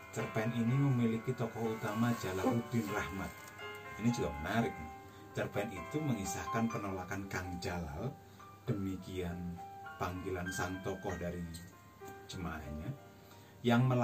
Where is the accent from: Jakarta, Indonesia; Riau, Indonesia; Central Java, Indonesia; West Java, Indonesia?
Central Java, Indonesia; Pati; wali Allah yang makbarohnya hanya sekelemparan batu dari kampung saya di Pati.